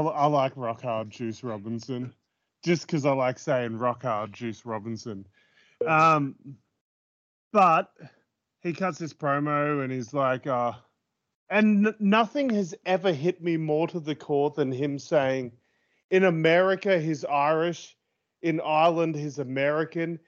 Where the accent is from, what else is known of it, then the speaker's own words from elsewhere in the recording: Australia; I'm too Filipino for the, when I'm in Australia